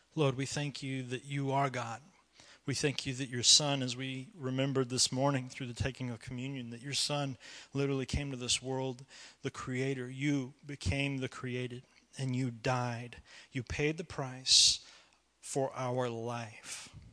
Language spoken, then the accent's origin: English; United States; I love to be an American